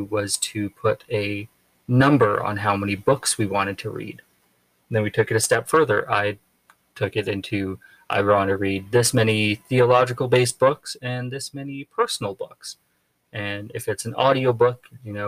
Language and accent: English; Alberta, Canada; moved away as an adult; coming from Alberta, growing up in the Rocky Mountains.